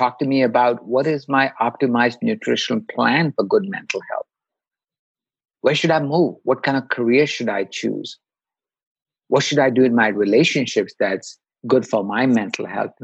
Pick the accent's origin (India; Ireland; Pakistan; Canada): India; moved away as an adult; now in United States; I grew up in India